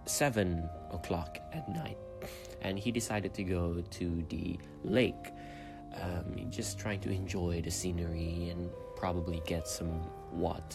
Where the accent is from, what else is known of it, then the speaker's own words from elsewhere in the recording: Brunei; I come from Brunei.